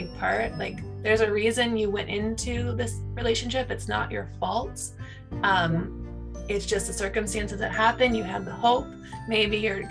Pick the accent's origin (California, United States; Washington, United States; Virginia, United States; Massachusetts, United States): California, United States; moved away; also born or lived in New York; We're from California